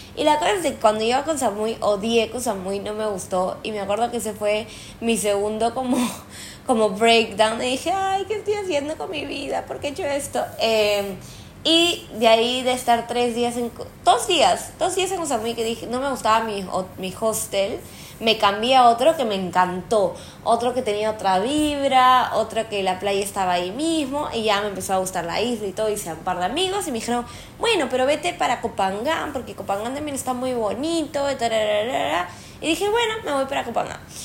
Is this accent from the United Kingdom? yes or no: no; Peru; moved away; yo que soy peruana